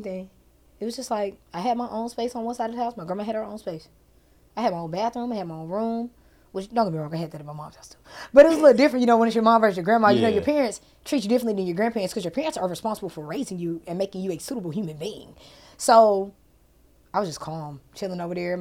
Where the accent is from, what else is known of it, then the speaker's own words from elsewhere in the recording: Huntsville, Alabama, United States; moved away; also born or lived in Harvest, Alabama; I'm from Huntsville, Alabama